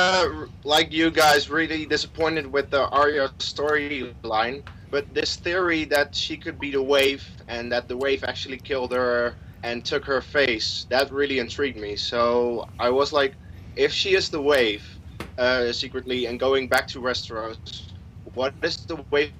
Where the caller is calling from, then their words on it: Netherlands; English is a second language; from the Netherlands.